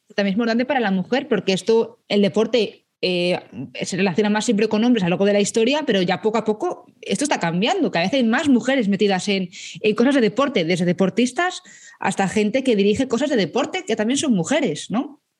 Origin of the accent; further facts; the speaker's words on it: Madrid, Community of Madrid, Spain; soy madrileña, yo dije, joder, que yo quiero hacerlo en Madrid porque es que es mi ciudad